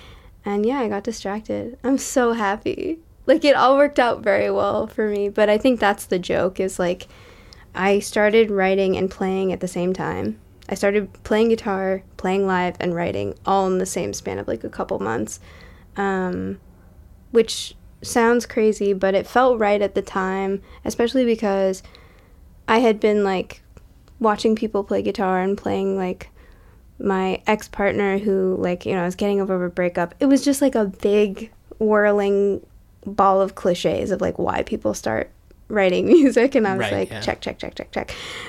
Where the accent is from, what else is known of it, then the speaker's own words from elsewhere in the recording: Massachusetts, United States; And a lot of the imagery of that, for me at least, is rooted in, like, my hometown in, like, southern Massachusetts, where, like, the only thing that you have to do in the summer is, like, light ants on fire with a magnifying glass